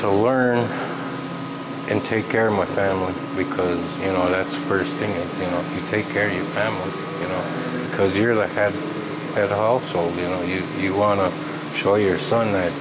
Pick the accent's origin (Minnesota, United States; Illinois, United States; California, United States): Minnesota, United States; Red Lake Indian Reservation; I come from the Red Lake Indian Reservation